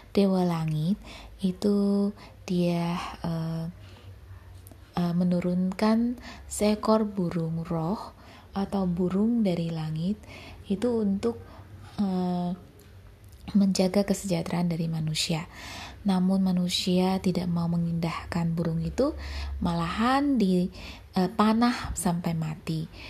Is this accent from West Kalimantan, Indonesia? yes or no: yes; Pontianak, West Kalimantan, Indonesia; moved away; Dan dulunya aku tinggal di kampung halaman. Kampung halamanku itu Pontianak eh, di Kalimantan Barat.